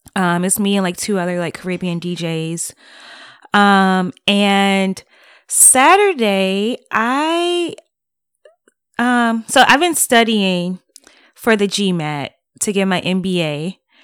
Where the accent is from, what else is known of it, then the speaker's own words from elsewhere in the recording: Detroit, Michigan, United States; moved away as an adult; I am born and raised in Detroit, Michigan